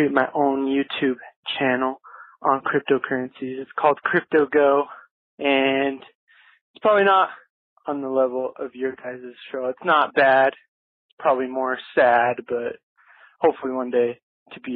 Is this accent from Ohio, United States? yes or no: no; Utah, United States; I'm from Utah